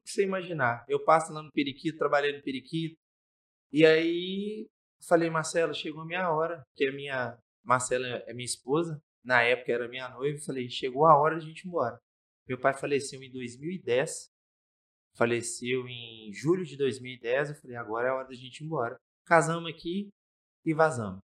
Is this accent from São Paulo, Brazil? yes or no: no; Governador Valadares, Minas Gerais, Brazil; also born or lived in Belo Horizonte; Eu sou daqui. Nasci em Governador Valadares